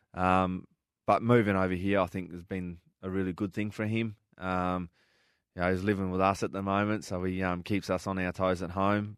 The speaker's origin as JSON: {"language": "English", "town": "Darwin", "region": "Northern Territory", "country": "Australia", "tie": "born or raised there", "moved": "yes", "said": "growing up in Darwin"}